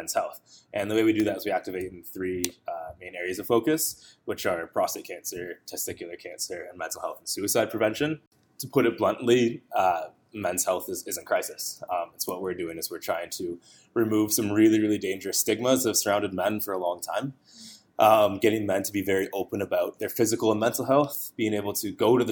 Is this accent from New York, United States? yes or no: yes; Western New York, United States; also born or lived in Ottawa, Canada; now in Toronto, Canada; I was actually born here in Toronto, but I only lived here for like 4 years. And I grew up in Western New York